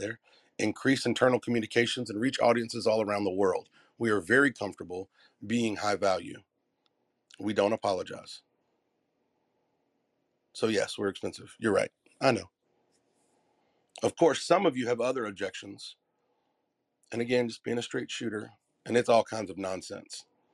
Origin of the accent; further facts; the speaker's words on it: the South, United States; I'm from the South.